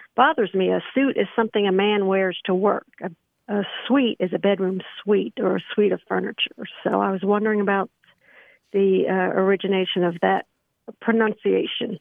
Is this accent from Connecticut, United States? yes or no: no; New Jersey, United States; moved away as an adult; also born or lived in Georgia / Tennessee; now in Spring Hill, Tennessee, United States; I was born and raised in New Jersey